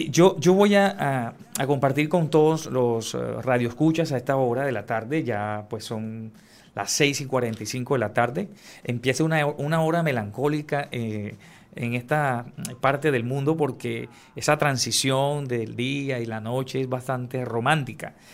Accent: San Antero, Córdoba, Colombia; Yo soy de San Antero, Córdoba.

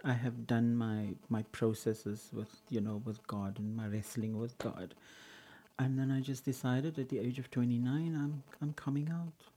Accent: Cape Town, Western Cape, South Africa; In, in Kenwyn, yeah. In, in those days it used to be called Samboklan.

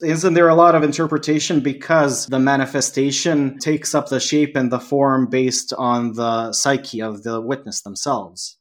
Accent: Serbia; English is a second language; also born or lived in Canada; I was here in my home country

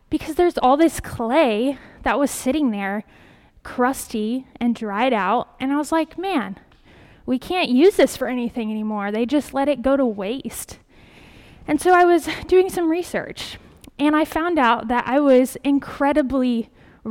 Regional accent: Kansas, United States; moved away; the flour mill back in my hometown in Kansas

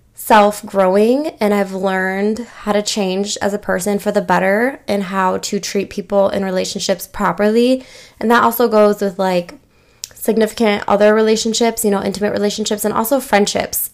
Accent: Michigan, United States; I'm from Michigan

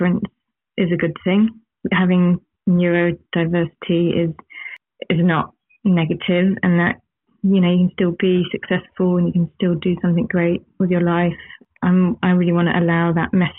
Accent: England, United Kingdom; now in New Zealand; coming from England but living here and feeling like this is home but also England's home, and my children are from here but we're from England

